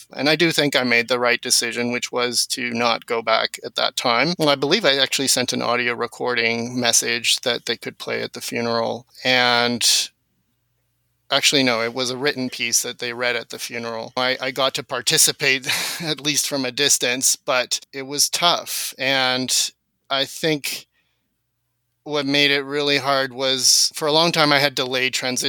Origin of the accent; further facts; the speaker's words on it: South Africa; first language Afrikaans; My first language was a mix because at home I was speaking Afrikaans, but then I would go outside with my friends and speak English.